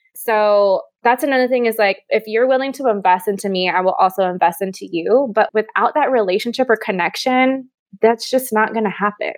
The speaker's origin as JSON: {"language": "English", "region": "Hawaii", "country": "United States", "tie": "born or raised there", "moved": "yes", "lives_now": "Austin, United States", "said": "I was born and raised in Hawaii. I now live in Austin, Texas"}